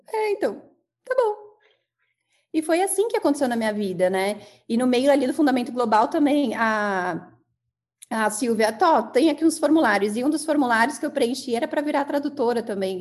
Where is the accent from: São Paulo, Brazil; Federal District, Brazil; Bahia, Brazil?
São Paulo, Brazil; São Bernardo do Campo; Sou natural de São Bernardo, né? Tem uma mistura aí do sul, do, do Paraná, mas eu sou de São Bernardo